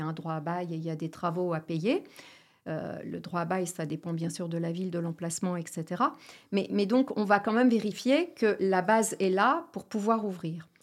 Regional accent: Ch'ti, Hauts-de-France, France; je suis ch'ti

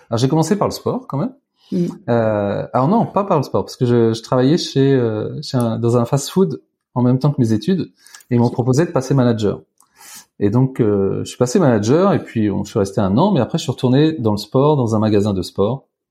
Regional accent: Tours, Centre-Val de Loire, France; j'ai grandi à, à Tours

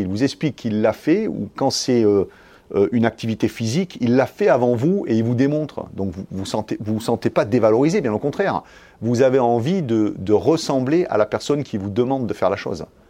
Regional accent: south of France, France; je suis originaire du sud de la France

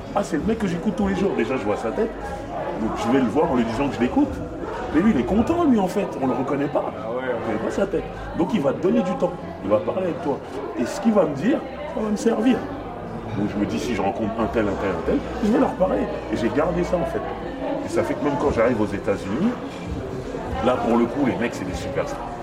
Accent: Paris, Île-de-France, France; je viens de France, Paris.

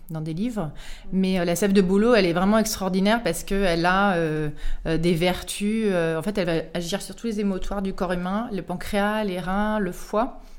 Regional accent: Auvergne-Rhône-Alpes, France; je suis originaire d'Auvergne, du Cantal. Donc le petit rond bleu, là, sur la carte de la météo, il fait euh, toujours moins 15 degrés.

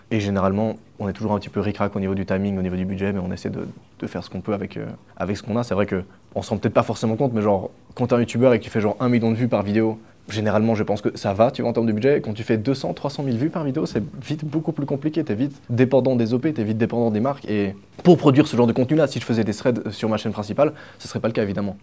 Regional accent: Switzerland; je suis suisse en plus, donc euh, je suis entouré de vaches

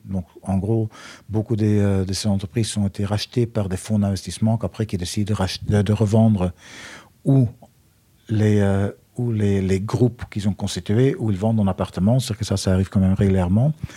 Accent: Flanders, Belgium; accent: Belgian; moved away; Je suis euh, belge d'origine pour ceux qui n'ont pas reconnu mon accent

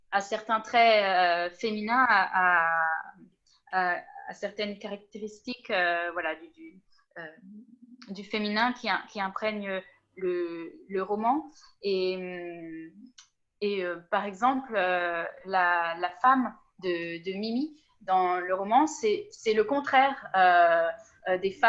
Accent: Southern Italy, Italy; et moi, je viens du sud profond de l'Italie, où, où voilà, il n'y a pas vraiment euh, cette question sexiste en fait du genre qui, se pose.

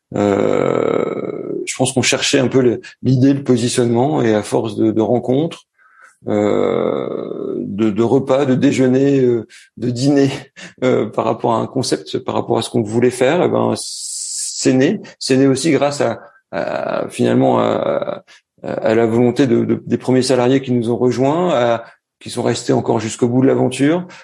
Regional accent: Roubaix, Hauts-de-France, France; moved away as an adult; also born or lived in Middlesbrough, England / Montpellier / Paris / Lille; now in Montreal, Canada; je suis né dans le Nord à Roubaix, euh, tout au fond de Roubaix, à la limite de Waterloo

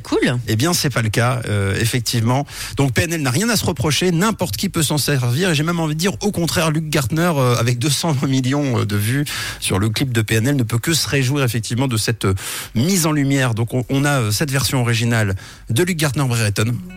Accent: Switzerland; chez nous en Suisse

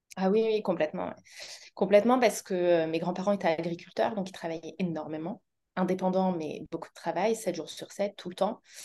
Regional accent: Auvergne-Rhône-Alpes, France

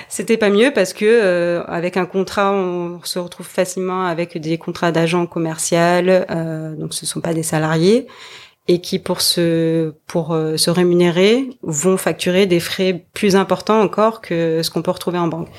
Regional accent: French Polynesia; now in Montpellier, France; je suis originaire de Tahiti

